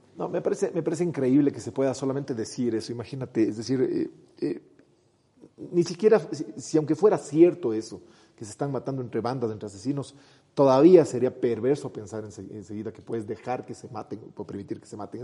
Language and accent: Spanish; Ecuador